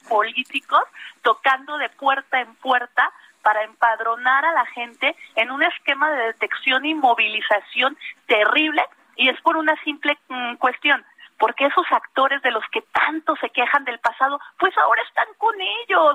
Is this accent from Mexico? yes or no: yes; Mexico